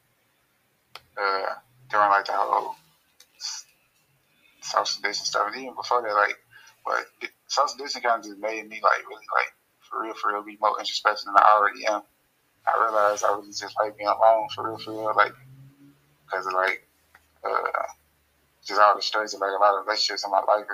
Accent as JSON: {"language": "English", "town": "Chicago", "region": "Illinois", "country": "United States", "said": "I'm from Chicago."}